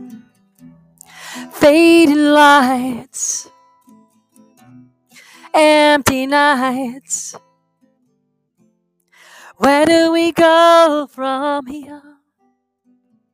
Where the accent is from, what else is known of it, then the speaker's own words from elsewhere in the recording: New York City, New York, United States; now in Keene, United States; I grew up in Brooklyn